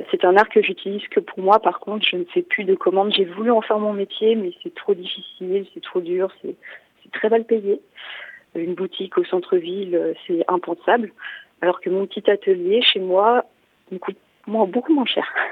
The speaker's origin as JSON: {"language": "French", "town": "Poitiers", "region": "Nouvelle-Aquitaine", "country": "France", "tie": "born or raised there", "said": "Je suis née au CHU de Poitiers le 3 décembre, un jour où il neigeait, donc j'ai toujours vécu à Poitiers"}